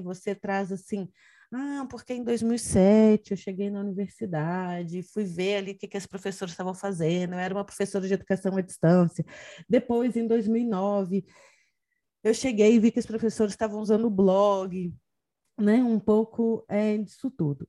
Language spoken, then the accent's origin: Portuguese; Brazil; now in Portugal; eu, enquanto brasileira em Portugal